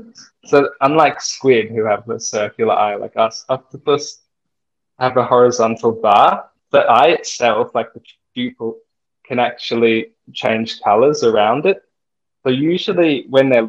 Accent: Sydney, New South Wales, Australia; I grew up in Sydney, in New South Wales.

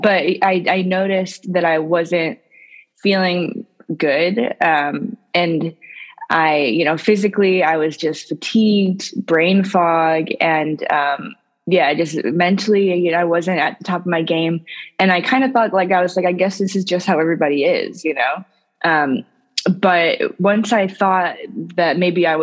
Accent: St. Louis, Missouri, United States; now in Albany, United States; I live in New York now, but I'm actually originally from St. Louis, Missouri, so the middle of the U.S.

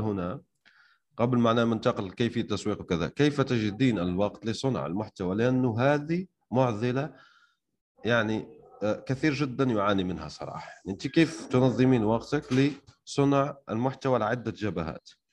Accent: Algeria; انا شخصيا يعني من الجزائر

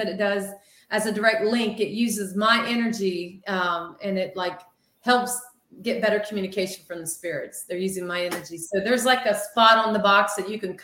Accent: Ohio, United States; We're from Ohio

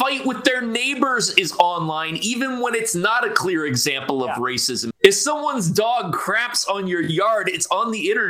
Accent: United States; So I'm American, right?

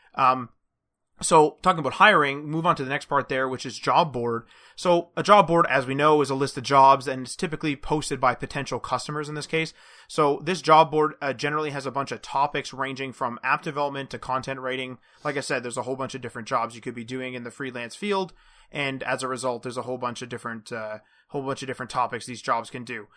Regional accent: Canada; as we're Canadian

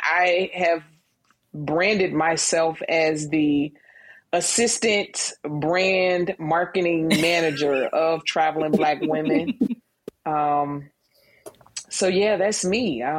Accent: Suffolk, Virginia, United States; now in Atlanta, United States; I am from Suffolk, Virginia. We're known for Planters Peanuts. But I'm here in Atlanta.

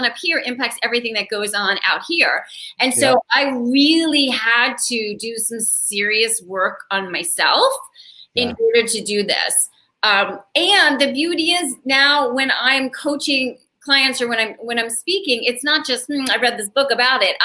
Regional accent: Connecticut, United States; also born or lived in Baltimore, Maryland; now in Chicago, United States; I grew up on the East Coast. My family, we started in Baltimore and then moved up to Connecticut

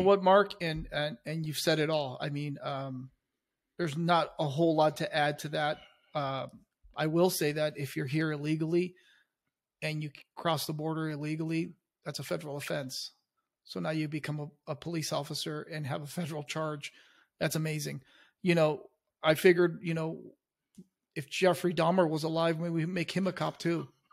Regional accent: Chile; now in United States; I came to this country, I was born in Chile

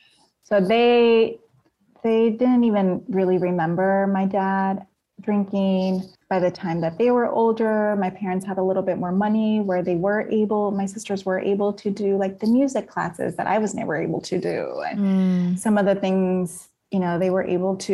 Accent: Napa, California, United States; I'm from Napa

